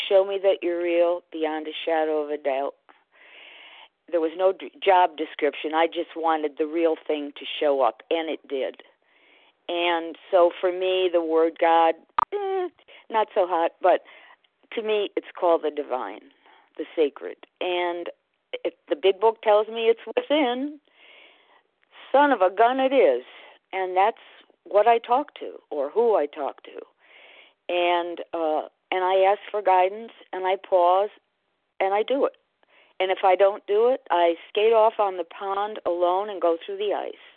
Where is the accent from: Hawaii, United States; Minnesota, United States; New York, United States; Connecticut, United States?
Connecticut, United States; I was raised in Connecticut